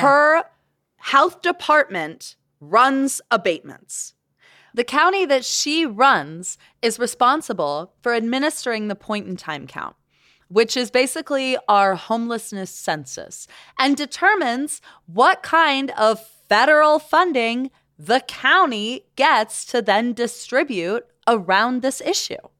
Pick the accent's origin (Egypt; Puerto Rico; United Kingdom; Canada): Canada; now in Salt Lake City, United States; I'm Canadian